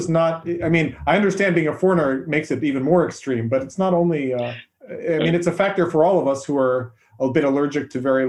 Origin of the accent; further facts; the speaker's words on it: United States; I grew up in the United States. I've lived here basically all my life.